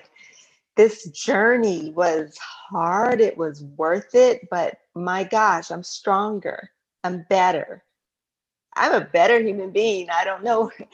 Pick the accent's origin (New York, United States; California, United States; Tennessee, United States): California, United States; San Diego; I grew up in San Diego, California